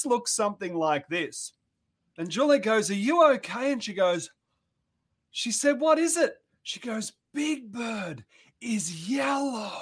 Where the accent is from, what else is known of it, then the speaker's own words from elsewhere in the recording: country Victoria, Australia; I grew up in Australia on the very southern tip of the Australian mainland